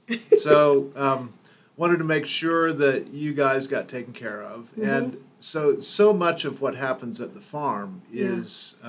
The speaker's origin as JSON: {"language": "English", "town": "Overland Park", "region": "Kansas", "country": "United States", "tie": "born or raised there", "said": "I grew up in Kansas. I grew up in Overland Park"}